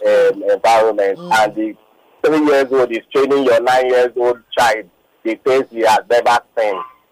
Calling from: Lagos, Nigeria; I'm calling from VI.

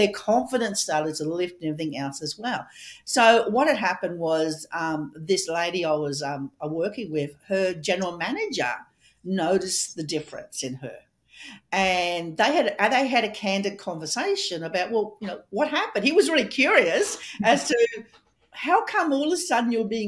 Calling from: Australia; And I'm coming from Australia and Melissa's coming all the way from Canada.

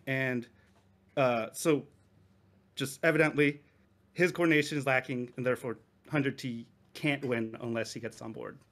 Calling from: Japan; I'm calling from Japan

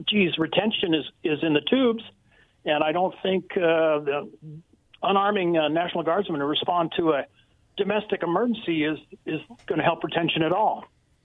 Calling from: Richland, United States; in Richland.

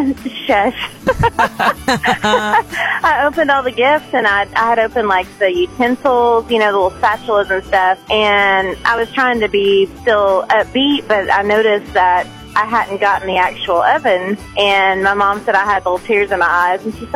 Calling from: Rogers, Arkansas, United States; This is … from Rogers.

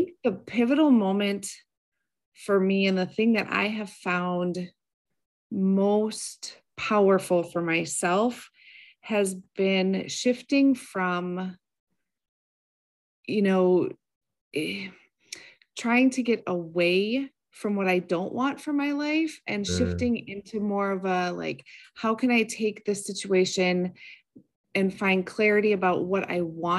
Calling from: Minnesota, United States; I am in the frozen tundra of Minnesota.

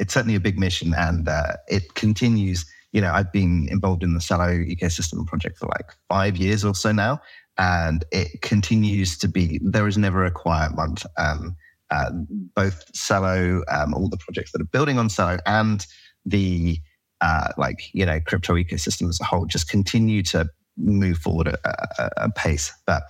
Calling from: San Francisco, California, United States; I'm in San Francisco, California.

